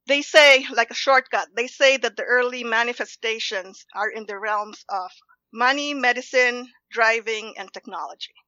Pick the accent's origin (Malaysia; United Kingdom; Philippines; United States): Philippines; Los Baños, Calabarzon; moved away; I grew up in the Philippines. It's a college town called Los Baños